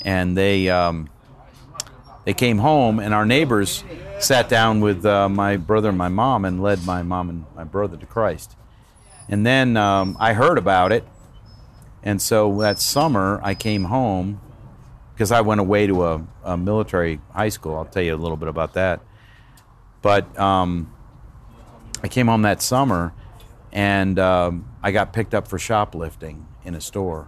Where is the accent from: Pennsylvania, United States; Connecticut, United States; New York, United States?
Connecticut, United States; Danbury; I grew up in Danbury, Connecticut